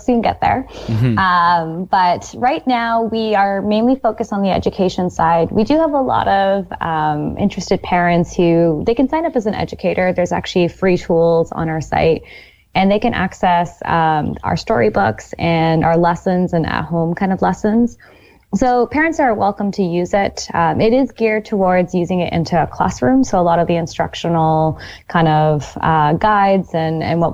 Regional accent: Mississauga, Ontario, Canada; I am a Canadian. Grew up in Mississauga, but have spent a lot of time abroad

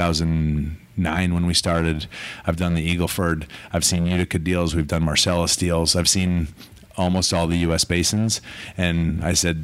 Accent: Calgary, Alberta, Canada; also born or lived in New York, United States; He left and went to Calgary, and I was three. I grew up in Calgary, went to school in Calgary

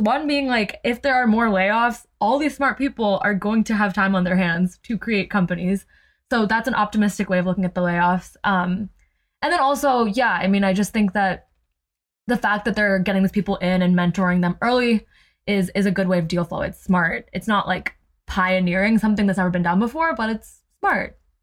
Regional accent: New Jersey, United States; growing up in Jersey

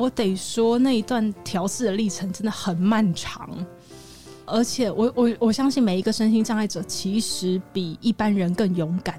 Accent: Taipei, Taiwan; 然后我也是台北人

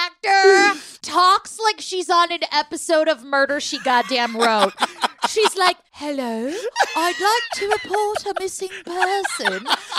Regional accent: Bay Area, California, United States; I am from the Bay Area

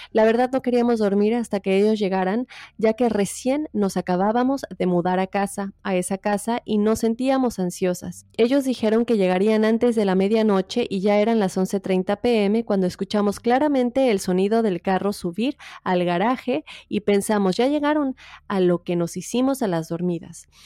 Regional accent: Mérida, Yucatán, Mexico; soy de Mérida.

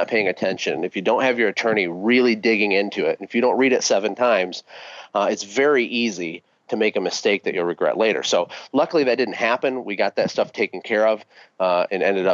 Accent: Flint, Michigan, United States; moved away as an adult; now in Costa Rica; I'm a kid from Flint, Michigan, who had absolutely nothing growing up

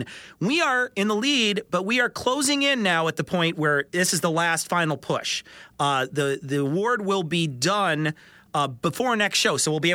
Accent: United States; We're fucking American

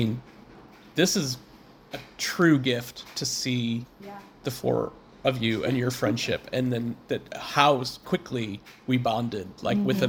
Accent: Missouri, United States; also born or lived in Bay Area; now in New England, United States; You know, I'm from Missouri.

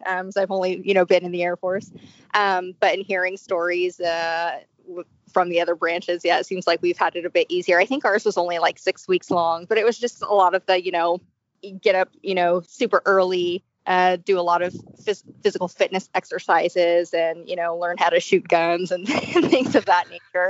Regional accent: Bay Area, California, United States; I was born and raised in California in the Bay Area.

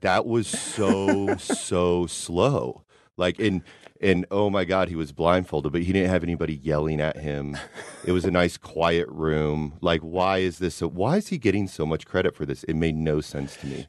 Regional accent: Kansas City, Missouri, United States; We're all from Kansas City

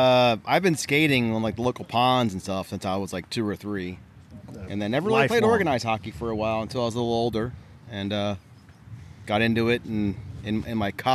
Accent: Philadelphia, Pennsylvania, United States; I was born and raised in Philadelphia.

